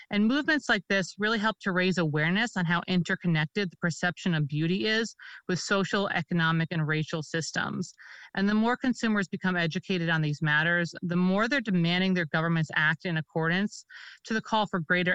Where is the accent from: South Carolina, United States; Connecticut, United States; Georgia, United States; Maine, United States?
Connecticut, United States; my home state of Connecticut